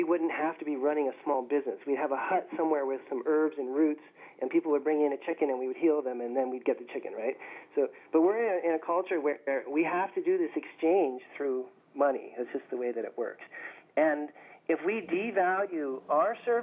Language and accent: English; Berkeley, California, United States; I grew up in Berkeley, California